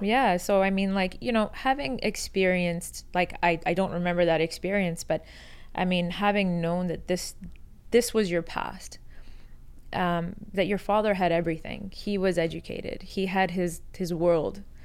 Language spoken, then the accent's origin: English; Canada; born or raised there; also born or lived in Iran